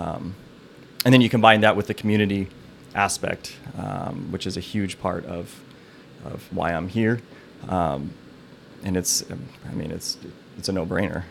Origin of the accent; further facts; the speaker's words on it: Electric City, Washington, United States; I grew up in Electric City, Washington.